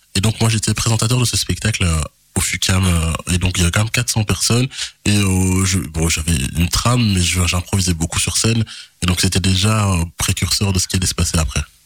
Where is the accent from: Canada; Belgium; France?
Belgium; Charleroi, Wallonia; also born or lived in Kinshasa; je suis né à Kinshasa. Puis, j'ai grandi à, à, Marcinelle. Euh, voilà, c'est Charleroi, c'est ma ville